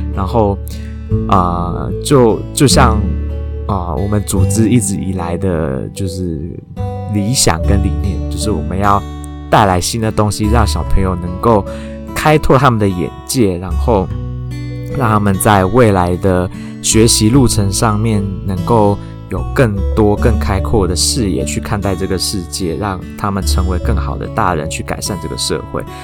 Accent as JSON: {"language": "Chinese", "town": "Taichung", "country": "Taiwan", "tie": "born or raised there", "moved": "as an adult", "said": "身为一个土生土长的台中人"}